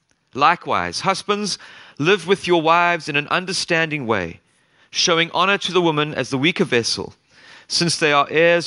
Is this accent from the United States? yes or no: no; South Africa; moved away as an adult; now in Kingston, United Kingdom; I was born in South Africa. And grew up there for 25 years